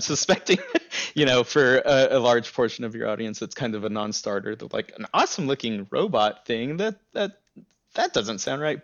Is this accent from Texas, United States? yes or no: yes; El Paso, Texas, United States; growing up in El Paso